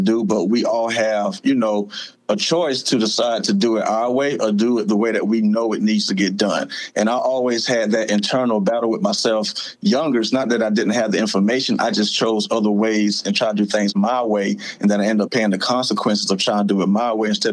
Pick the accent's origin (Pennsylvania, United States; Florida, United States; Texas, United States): Florida, United States; moved away as an adult; also born or lived in Lake City, Florida / Jacksonville, Florida; now in Greenville, United States; I grew up in Florida